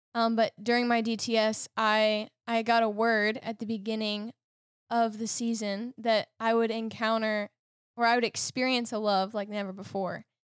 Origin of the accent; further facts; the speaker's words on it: Lititz, Pennsylvania, United States; I'm from Lyditz in Lancaster